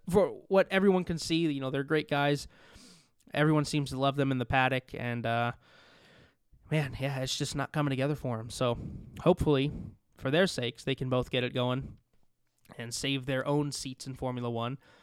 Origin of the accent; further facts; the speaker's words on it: Las Vegas, Nevada, United States; I'm from Las Vegas. I live in Las Vegas